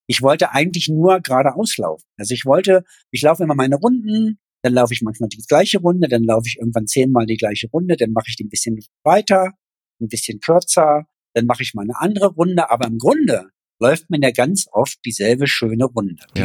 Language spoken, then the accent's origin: German; East Germany, Germany; als Ossi